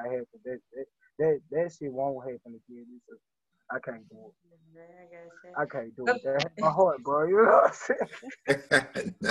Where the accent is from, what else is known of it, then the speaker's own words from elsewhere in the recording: Baton Rouge, Louisiana, United States; I'm from Baton Rouge, Louisiana. I come from a little spot called Allison, you know what I'm saying? In Baton Rouge